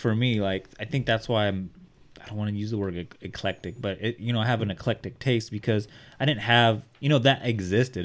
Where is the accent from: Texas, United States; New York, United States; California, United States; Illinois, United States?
California, United States; Bakersfield; Art and I both grew up in the hood. We grew up in East Bakersfield.